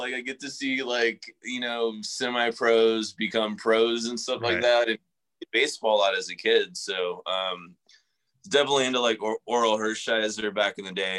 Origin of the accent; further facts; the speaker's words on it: San Antonio, Texas, United States; I grew up in San Antonio, which, you know, isn't like the biggest market for sports teams at all.